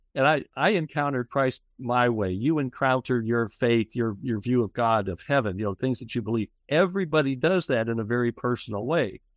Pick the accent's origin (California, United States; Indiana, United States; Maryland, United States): Indiana, United States; Kokomo; also born or lived in Fishers, Indiana; I was an Episcopal altar boy as a kid in my hometown of Kokomo, Indiana